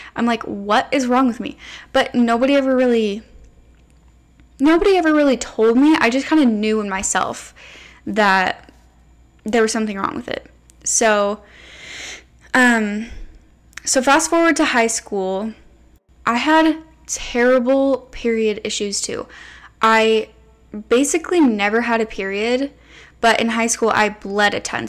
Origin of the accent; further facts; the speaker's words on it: United States; I grew up living in America, eating your standard American processed, sugary, food-colored diet.